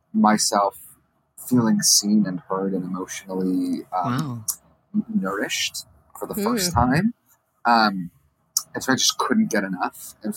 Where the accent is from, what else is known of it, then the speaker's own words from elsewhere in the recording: Michigan, United States; I'm also from Michigan.